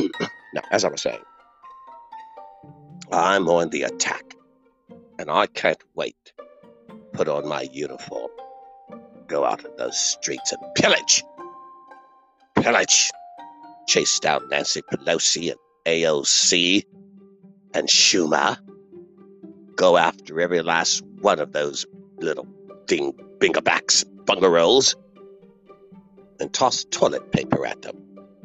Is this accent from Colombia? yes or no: no; United Kingdom; Not that I would be opposed to that. After all, I am British.